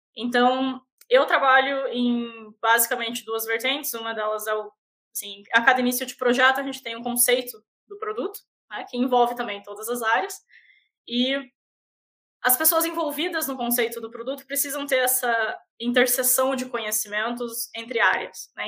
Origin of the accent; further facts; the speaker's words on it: Paranaguá, Paraná, Brazil; accent: manezinha; moved away as an adult; also born or lived in Florianópolis / Curitiba; now in Canada; quando eu era criança, eu mudei para Paranaguá e eu cresci em Paranaguá